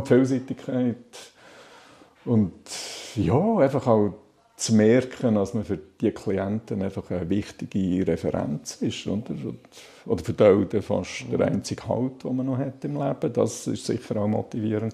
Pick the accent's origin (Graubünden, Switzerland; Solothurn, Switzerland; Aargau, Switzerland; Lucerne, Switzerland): Solothurn, Switzerland; Balsthal; now in Lake Biel, Switzerland; Ich bin in Ballstuhl aufgewachsen, Balstal. Das ist äh, äh knapp 15 Kilometer von Solothurn weg, hinter den Bergen im Jura, Solothurner Jura